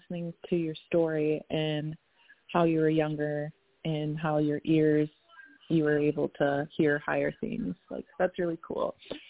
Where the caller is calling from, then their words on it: Minnesota, United States; Yeah, so I'm calling from Minnesota